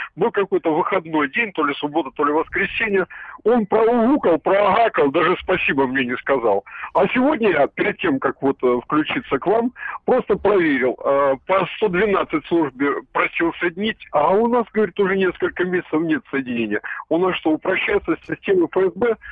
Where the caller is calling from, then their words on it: Stavropol, Stavropol Krai, Russia; я звоню из Ставрополя